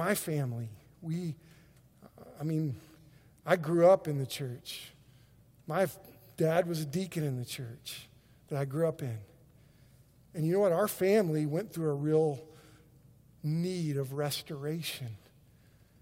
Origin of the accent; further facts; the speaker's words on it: Oklahoma, United States; we're from Oklahoma.